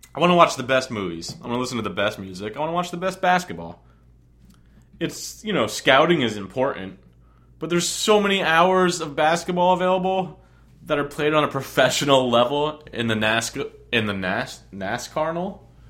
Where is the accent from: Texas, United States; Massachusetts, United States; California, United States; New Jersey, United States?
New Jersey, United States; also born or lived in Long Island, New York; I was born on Long Island, and I moved to New Jersey when I'm three. I guess I'm a strong Islander, but I'm way more of a Jersey-er.